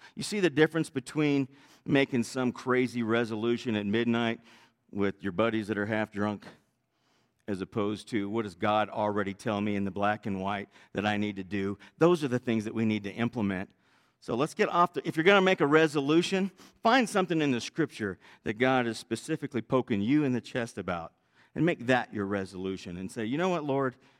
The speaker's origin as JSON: {"language": "English", "region": "Northern California", "country": "United States", "tie": "born or raised there", "said": "I was raised in Northern California"}